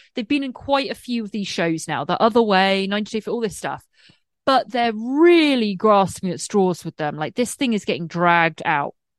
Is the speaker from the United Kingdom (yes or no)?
yes; England, United Kingdom; now in United States; I'm English and I live in America and I've been here for a while. And I'm on a green card